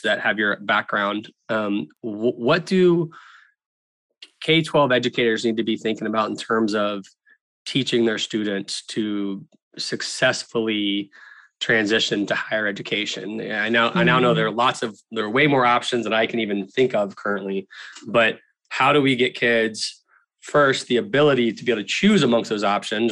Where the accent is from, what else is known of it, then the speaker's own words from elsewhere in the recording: Tallahassee, Florida, United States; I grew up in Tallahassee, Florida